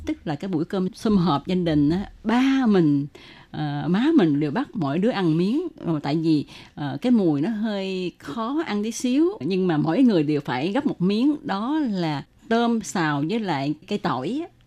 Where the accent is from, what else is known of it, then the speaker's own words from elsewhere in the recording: Ho Chi Minh City, Vietnam; gia đình mình ở Sài Gòn